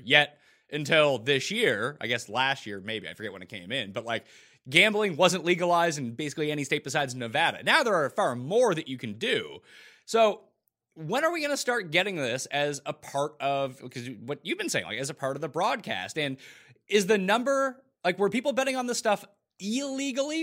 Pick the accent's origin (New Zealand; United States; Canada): Canada; I'm Canadian